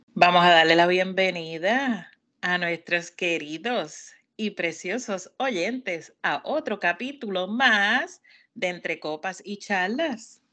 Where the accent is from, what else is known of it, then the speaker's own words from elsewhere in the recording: Puerto Rico; now in Maryland, United States; vengo de Puerto Rico, nací en Puerto Rico, pues soy latina.